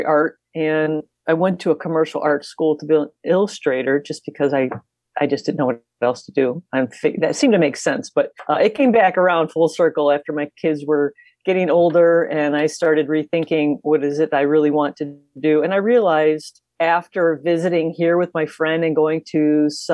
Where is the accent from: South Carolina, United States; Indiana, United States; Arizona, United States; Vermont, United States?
Indiana, United States; Chicago and then Northwest; I grew up in the Chicago and then Northwest Indiana area